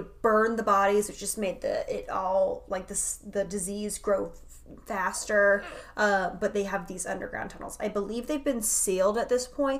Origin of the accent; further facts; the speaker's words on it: Wilmington, North Carolina, United States; I am originally from the Wilmington area, which is a huge, like, back in the day, it was a huge port city. It still is a port city.